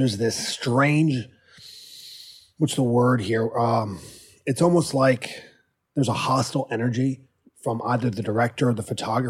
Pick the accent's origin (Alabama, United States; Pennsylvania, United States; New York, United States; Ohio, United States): Pennsylvania, United States; Philadelphia; moved away; I was from Philly.